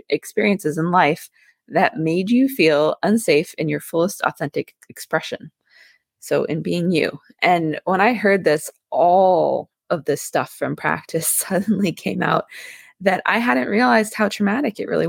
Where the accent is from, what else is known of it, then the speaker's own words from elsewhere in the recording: Vermont, United States; I grew up in Vermont